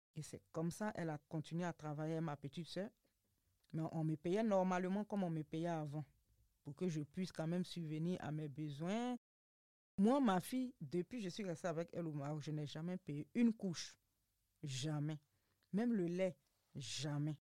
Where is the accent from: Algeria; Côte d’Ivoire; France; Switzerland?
Côte d’Ivoire; moved away as an adult; also born or lived in Morocco; j'ai quitté la Côte d'Ivoire sans dire au revoir à ma famille